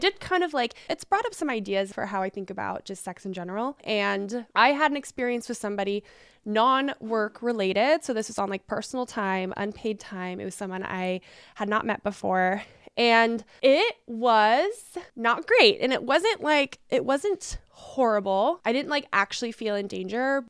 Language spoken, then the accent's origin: English; Hawaii, United States; moved away; But my dad lives there, so I was raised in Hawaii